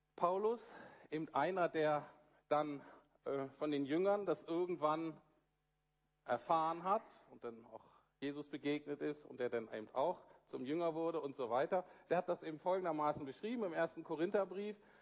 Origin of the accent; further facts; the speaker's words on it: Germany; als Deutsche